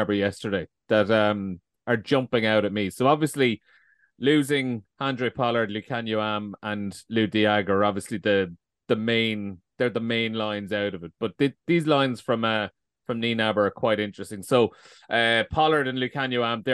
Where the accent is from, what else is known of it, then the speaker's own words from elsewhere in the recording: Ireland; part of being Irish